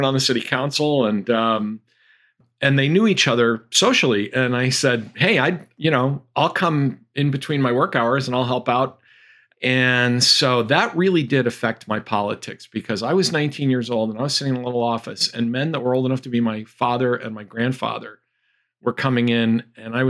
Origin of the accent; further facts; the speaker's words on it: Chicopee, Massachusetts, United States; I grew up in a blue collar family in a blue collar town.